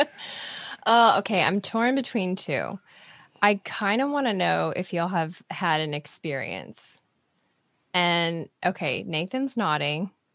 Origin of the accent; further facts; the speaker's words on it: Nebraska, United States; moved away; I'm from Nebraska originally